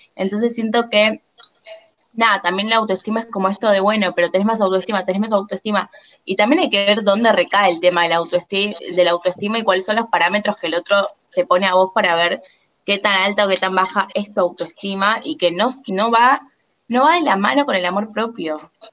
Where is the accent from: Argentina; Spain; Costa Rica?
Argentina; Buenos Aires; yo soy porteña, vivo en Buenos Aires Capital